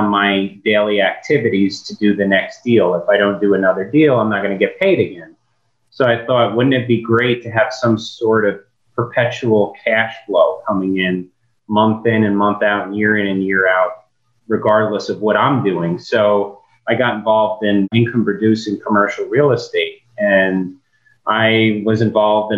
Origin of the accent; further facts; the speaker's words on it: New York, United States; moved away; I'm from New York originally and come from restaurant business